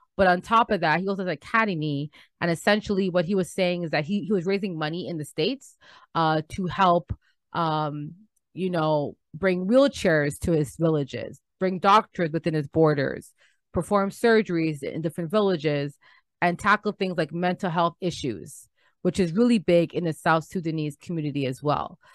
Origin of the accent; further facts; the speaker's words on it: Canada; We're visiting from Canada